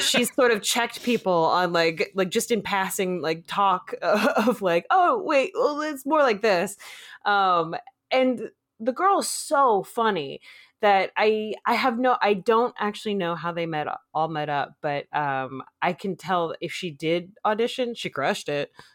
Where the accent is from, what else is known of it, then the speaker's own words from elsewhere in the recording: Phoenix, Arizona, United States; now in Los Angeles, United States; I was from Phoenix, uh, uh, South Phoenix